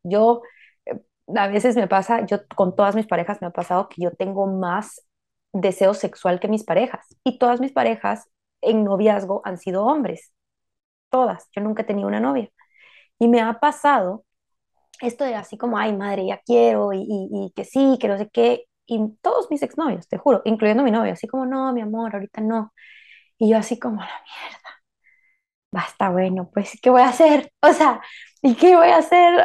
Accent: Guatemala; como mujeres guatemaltecas

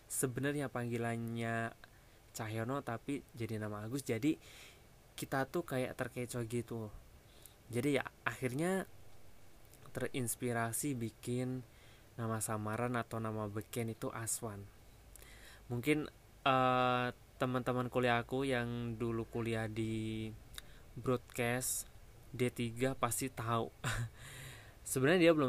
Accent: Wonogiri, Central Java, Indonesia; now in Jakarta, Indonesia; di kampung aku tinggal di Jawa Tengah Wonogiri tapi dulu ya sekarang udah di Jakarta

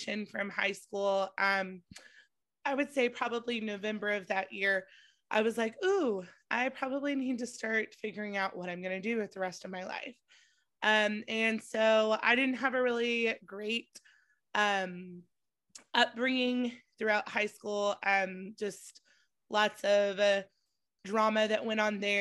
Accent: Nashville, Tennessee, United States; moved away as an adult; also born or lived in Texas; I grew up in Nashville, Tennessee

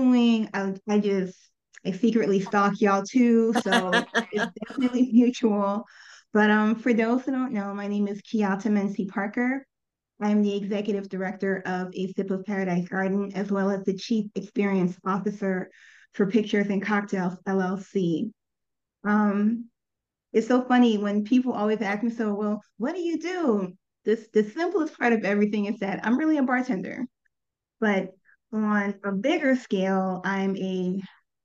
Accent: Liberia; now in Atlanta, United States; We grew up together in Liberia

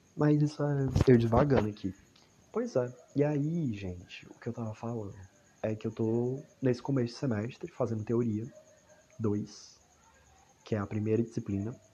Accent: Palhano, Ceará, Brazil; eu sou de Palhano, Palhano, Ceará

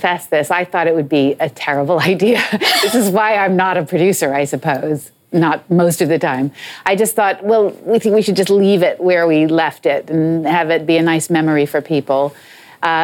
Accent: United States; moved away as an adult; now in England; I'm American

